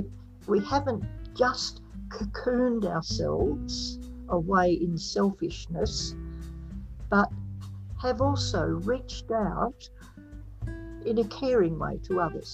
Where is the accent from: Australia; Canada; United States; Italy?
Australia; thank God I'm Australian.